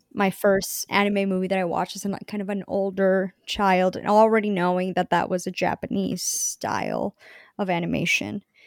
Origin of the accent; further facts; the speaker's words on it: Bogotá, Bogotá Capital District, Colombia; moved away; I was born and I grew up in Colombia, the city of Bogota, Colombia